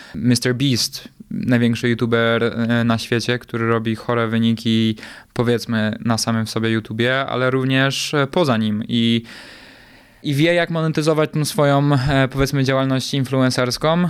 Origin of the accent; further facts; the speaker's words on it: Poland; moved away; Ja z Polski raczej zawsze uciekałem